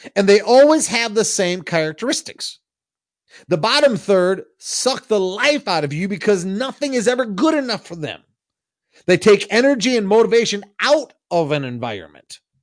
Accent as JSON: {"language": "English", "region": "Michigan", "country": "United States", "said": "I'm from the Midwest. I'm from Michigan, and we have a lot of farmland where I'm from"}